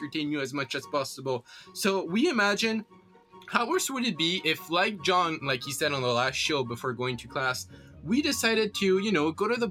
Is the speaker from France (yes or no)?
yes; Corsica, France; coming from Corsica